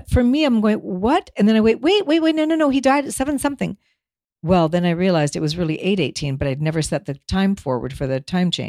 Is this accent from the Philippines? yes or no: no; Denmark; now in United States; there was a street number of a house I lived on when we immigrated from Denmark. It was up in Altadena.